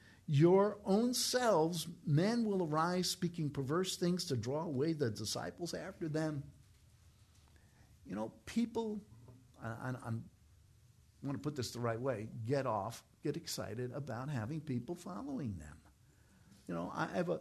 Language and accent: English; New York, United States; I'm from New York